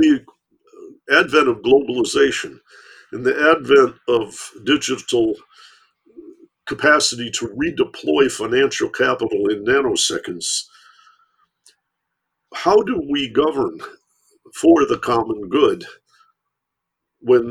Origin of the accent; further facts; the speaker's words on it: Michigan, United States; I grew up in Michigan